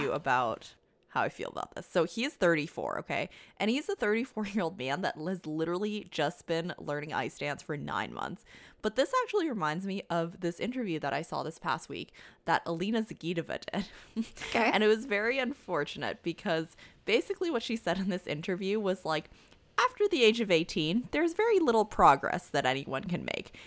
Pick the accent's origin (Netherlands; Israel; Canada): Canada; as a Canadian